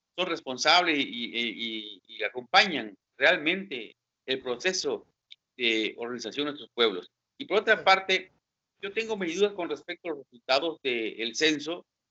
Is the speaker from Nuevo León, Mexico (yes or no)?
no; Pinotepa Nacional, Oaxaca, Mexico; moved away as an adult; now in José María Morelos, Mexico; yo soy de Pinotepa Nacional